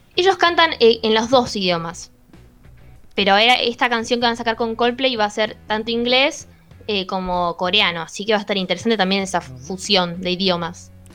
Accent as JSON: {"language": "Spanish", "town": "La Plata", "region": "Buenos Aires Province", "country": "Argentina", "said": "¿De dónde sos? De La Plata."}